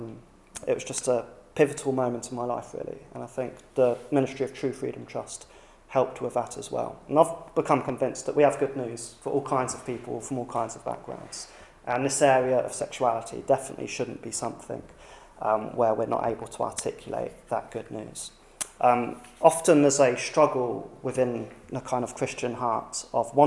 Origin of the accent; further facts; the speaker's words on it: United Kingdom; Being British